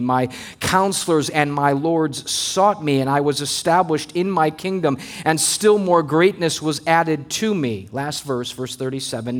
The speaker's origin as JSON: {"language": "English", "region": "Missouri", "country": "United States", "tie": "born or raised there", "moved": "as an adult", "lives_now": "Maryland, United States", "said": "we came from Missouri, the Midwest, where I grew up"}